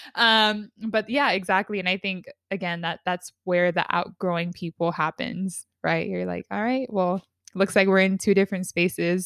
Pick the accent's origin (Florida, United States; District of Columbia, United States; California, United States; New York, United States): California, United States; San Diego; we're both from San Diego but we are both in different parts of San Diego